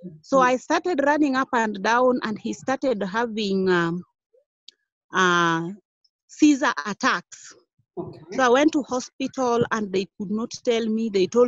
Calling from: Kisumu County, Kenya; I am in Kisumu County.

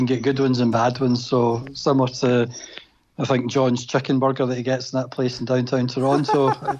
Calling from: Glasgow, Scotland, United Kingdom

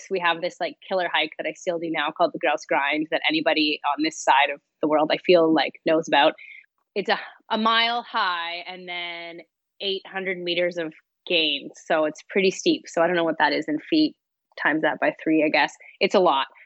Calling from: Vancouver, British Columbia, Canada; Um, I'm up in Vancouver, BC.

